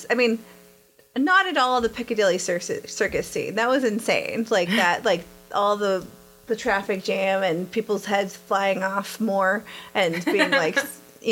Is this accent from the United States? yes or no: yes; Texas, United States; I'm from Texas